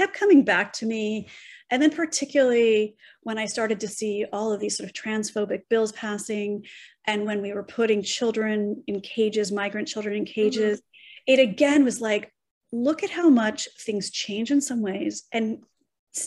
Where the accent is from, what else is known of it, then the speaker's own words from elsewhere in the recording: Los Angeles, California, United States; moved away as an adult; now in New York City, United States; growing up in Los Angeles